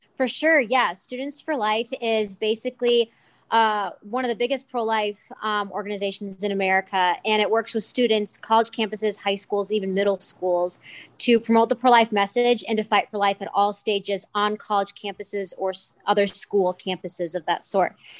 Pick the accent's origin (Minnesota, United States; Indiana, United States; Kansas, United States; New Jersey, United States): Minnesota, United States; I'm from Minnesota, and I go to school at the University of Northwestern in Saint Paul, Minnesota